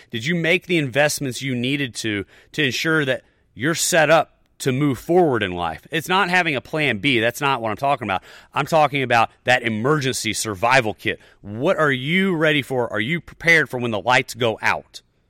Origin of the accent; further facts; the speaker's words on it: the South, United States; You know, I'm a Southerner, whatever.